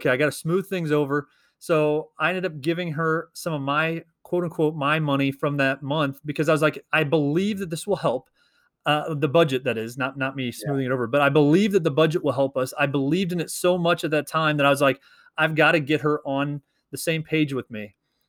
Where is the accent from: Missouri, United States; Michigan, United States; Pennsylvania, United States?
Missouri, United States; we are two teachers from Missouri